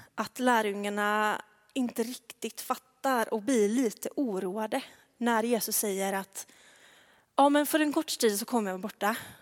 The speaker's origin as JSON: {"language": "Swedish", "town": "Tvärred", "region": "Västra Götaland", "country": "Sweden", "tie": "born or raised there", "accent": "västgötska (not much)", "moved": "yes", "said": "där är jag uppvuxen"}